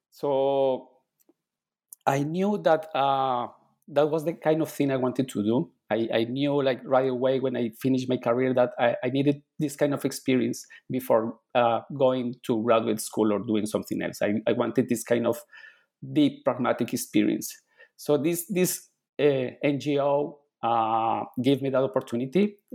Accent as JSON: {"language": "English", "town": "Bogota", "region": "Bogotá Capital District", "country": "Colombia", "tie": "born or raised there", "second_language": "English", "moved": "yes", "said": "I was born in Colombia I was born and raised in Colombia. Um, I grew in a city called Bogota, which is the capital city"}